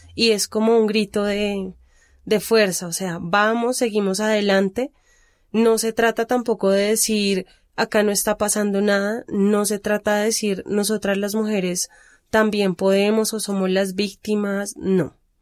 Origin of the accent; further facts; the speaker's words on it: Bogotá, Colombia; de los barrios periféricos de Bogotá, que es de donde vengo yo